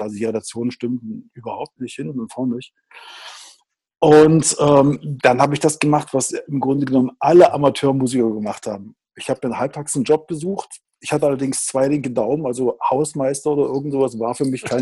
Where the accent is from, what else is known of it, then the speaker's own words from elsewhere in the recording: Riesa, Saxony, Germany; ich bin ein Kind des Ostens. Ich bin also im Osten geboren, ähm, in einer Industriestadt, äh, in Riesa